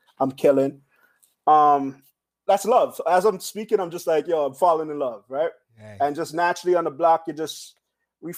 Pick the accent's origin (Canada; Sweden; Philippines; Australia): Canada; also born or lived in Belize; I was born in Belize from teenage parents. I moved to Canada with my mother at like 2 years old